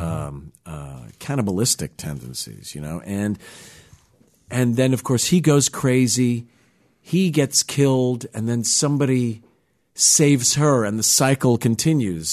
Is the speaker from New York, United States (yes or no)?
yes; New York, United States; I grew up in the New York area, uh, in New York